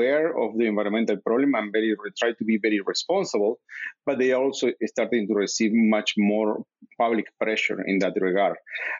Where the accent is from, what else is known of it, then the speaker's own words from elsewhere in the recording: Uruguay; moved away as an adult; now in United States; I'm coming from Uruguay, which is an agricultural-based country